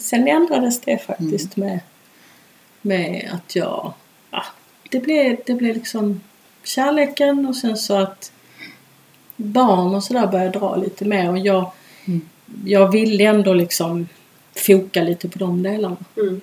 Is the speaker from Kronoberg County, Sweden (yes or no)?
no; Malmö, Skåne, Sweden; moved away as an adult; also born or lived in Ireland / Stockholm; jag är ju uppvuxen i Malmö